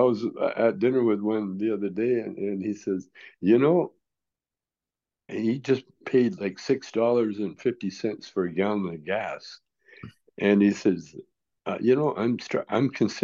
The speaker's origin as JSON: {"language": "English", "country": "Canada", "tie": "born or raised there", "said": "I grew up in Canada"}